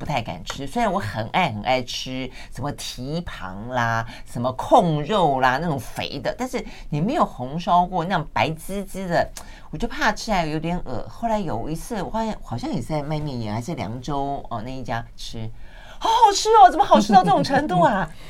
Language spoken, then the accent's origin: Chinese; southern Taiwan, Taiwan; 我虽然是南部长大的哈，嗯、但是呢，因为南部长大，小时候都在家里吃，